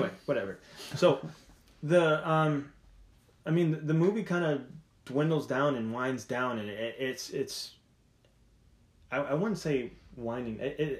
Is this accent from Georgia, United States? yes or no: no; Colorado Springs, Colorado, United States; I was born in Colorado Springs, by the way.